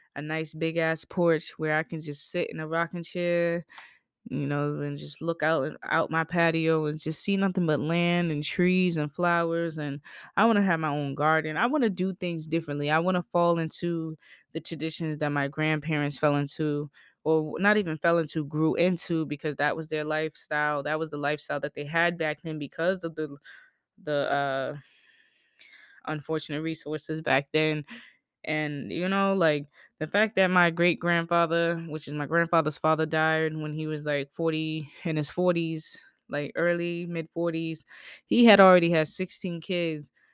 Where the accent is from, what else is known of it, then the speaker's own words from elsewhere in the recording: the South, United States; I grew up in the South